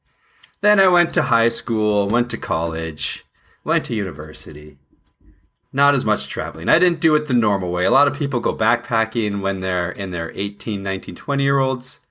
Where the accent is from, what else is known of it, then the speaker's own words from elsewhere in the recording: Canada; I'm from Canada, so driving to Florida is a bit of a big deal for me.